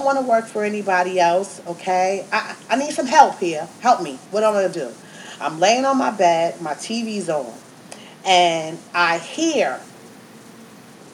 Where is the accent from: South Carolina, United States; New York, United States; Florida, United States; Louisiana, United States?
New York, United States; I'm from New York